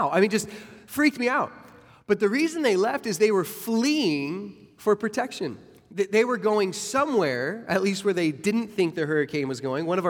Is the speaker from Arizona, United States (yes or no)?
yes; Arizona, United States; moved away as an adult; now in Florida, United States; now that I live in Florida, I'm from Arizona, and so I remember the first 8 days we moved to Florida 7 years ago